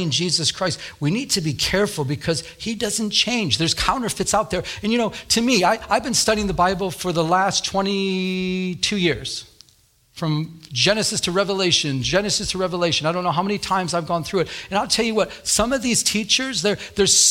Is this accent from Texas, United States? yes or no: no; Michigan, United States; moved away as an adult; now in Southern California, United States; I'm from Michigan, so I've been here since 2000